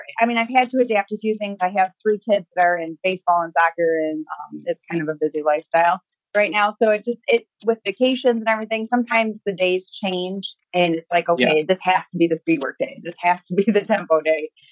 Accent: St. Clair, Michigan, United States; I'm from St. Clair, Michigan, and that's about an hour north of Detroit, small town area

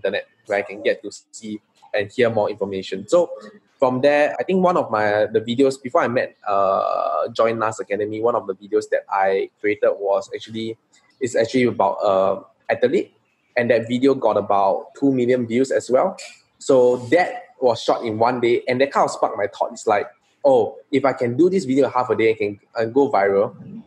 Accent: Singapore; I'm a true blue Singaporean. I grew up in Singapore.

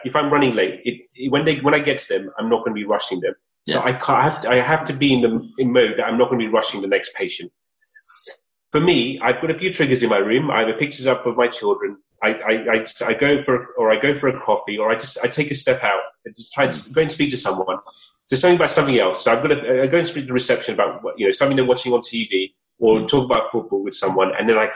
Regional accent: United Kingdom; I grew up in Surrey, in London, and luckily enough, I was able to go to school in Surrey

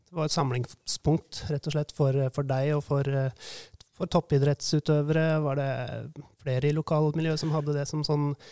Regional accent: Hamar, Innlandet, Norway; Jeg vokste jo opp her på Hamar

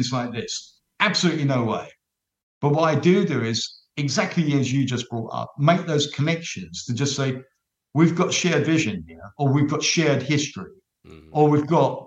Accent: London, United Kingdom; accent: Cockney; being a Cockney

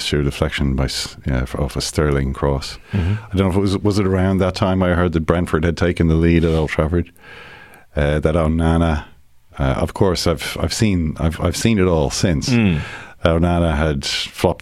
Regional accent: Ireland; as an Irishman, sitting here in Ireland

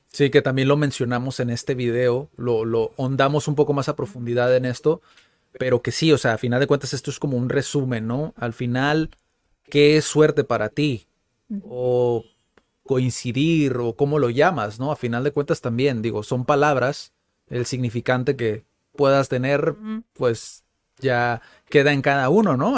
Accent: Mexico; soy mexicano

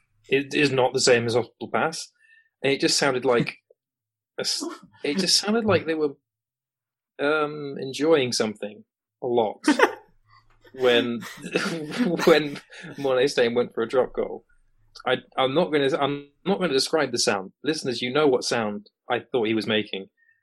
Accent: England, United Kingdom; as an Englishman

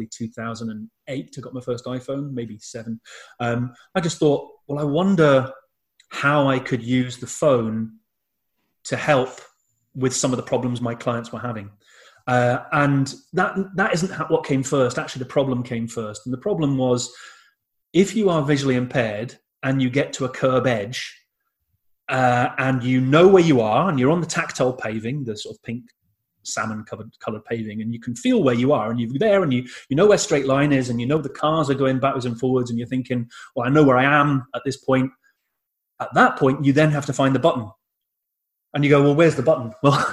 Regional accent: United Kingdom; I'm British. I'm too British to salsa

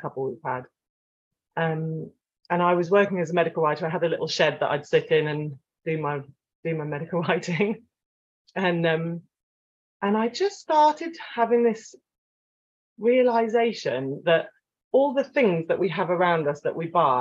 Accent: Cornwall, South West England, United Kingdom; also born or lived in France; growing up in Cornwall, we spent a lot of time on the beach

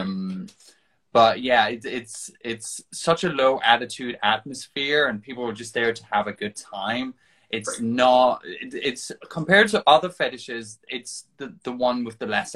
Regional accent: Denmark; moved away; outside Denmark, where I came from

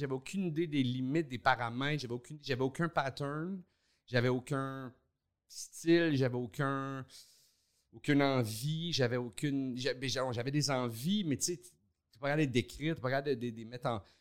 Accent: Montreal, Quebec, Canada; also born or lived in Laval; je suis né à Montréal, puis euh, j'ai habité là jusqu'à l'âge de 9 ans

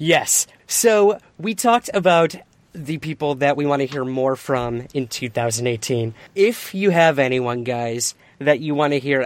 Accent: Syracuse, New York, United States; moved away; I am from Syracuse, New York.

